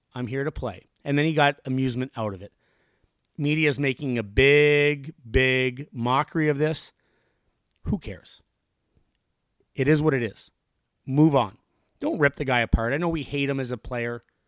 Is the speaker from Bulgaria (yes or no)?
no; Canada; moved away as an adult; also born or lived in Buffalo; I'm from Canada, in Canada.